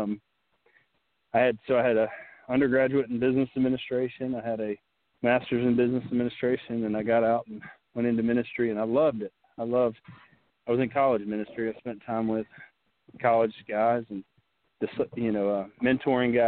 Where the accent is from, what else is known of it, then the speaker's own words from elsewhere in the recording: Western North Carolina, United States; moved away; I grew up in Western North Carolina in a very small town.